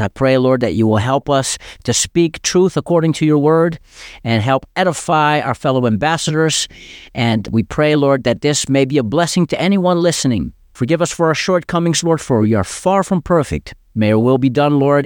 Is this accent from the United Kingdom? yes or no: no; Amsterdam, North Holland, Netherlands; growing up in Amsterdam